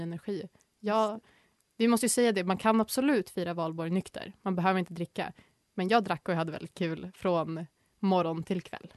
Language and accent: Swedish; Norrland, Sweden; Jag är geografiskt från Norrland, men jag vet mycket väl om att jag inte får kalla mig norrlänning